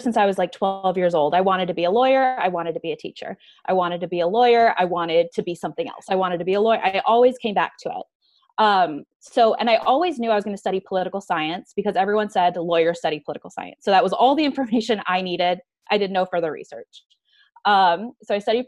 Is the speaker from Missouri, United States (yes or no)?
no; Tucson, Arizona, United States; also born or lived in Tempe, Arizona; Arizona native. I grew up in Tucson and then I moved up to Tempe to go to ASU and then never went back to Tucson